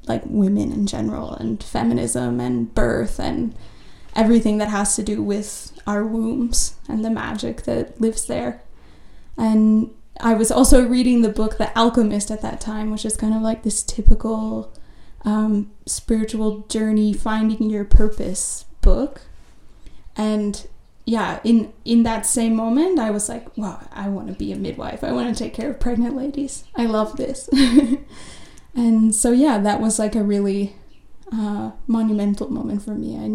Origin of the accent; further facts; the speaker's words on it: United States; Um, I'm from the United States, I should have mentioned, I guess.